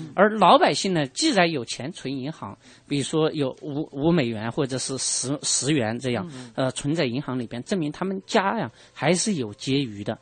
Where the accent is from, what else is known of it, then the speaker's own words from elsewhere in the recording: Sichuan, China; 因为他是我们四川人